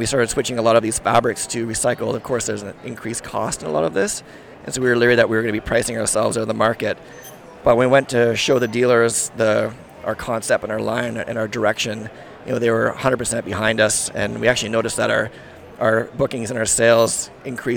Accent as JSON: {"language": "English", "country": "Sweden", "said": "I'm from Sweden, my background's from Sweden"}